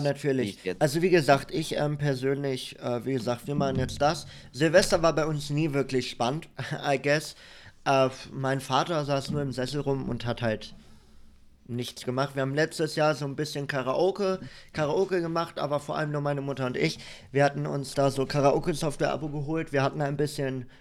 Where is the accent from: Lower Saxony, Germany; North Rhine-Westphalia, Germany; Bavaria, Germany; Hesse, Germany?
North Rhine-Westphalia, Germany; Soest; moved away; ich bin in Soest in NRW geboren, zwischen Dortmund und Paderborn.